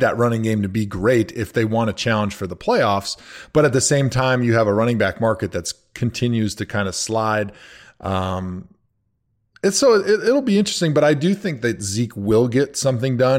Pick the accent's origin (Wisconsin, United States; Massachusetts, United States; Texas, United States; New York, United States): Wisconsin, United States; I grew up in Wisconsin